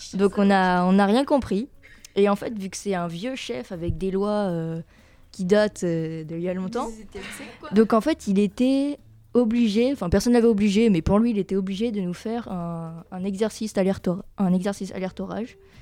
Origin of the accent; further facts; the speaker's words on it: France; on est français